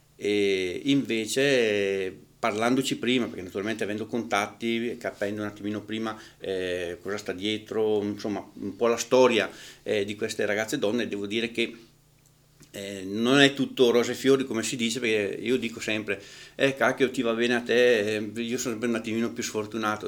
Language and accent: Italian; northern Italy, Italy; al nord siamo un attimino più